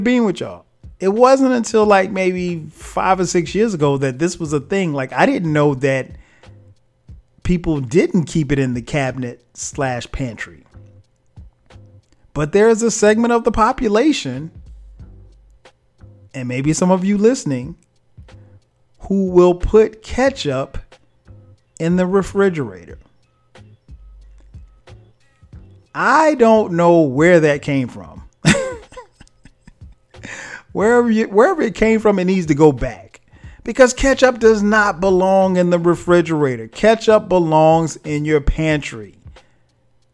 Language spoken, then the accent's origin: English; the South, United States; I grew up in the South